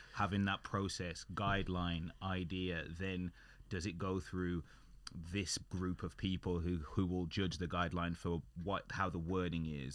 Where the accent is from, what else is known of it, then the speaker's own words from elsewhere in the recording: United Kingdom; we're British and we're working, working in the U K